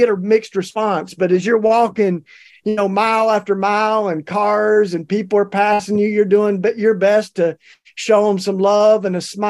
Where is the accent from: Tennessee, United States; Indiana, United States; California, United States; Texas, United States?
Tennessee, United States